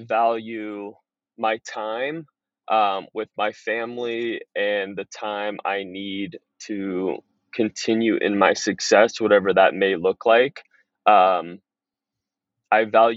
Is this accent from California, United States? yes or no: yes; Pleasanton, California, United States; also born or lived in Los Angeles, California; I was born in Los Angeles. Parents divorced when I was two. Mom remarried to a guy in the Bay Area, Northern California. So I moved to Pleasanton, California when I was five. Went through the public school system there. Raised by a great family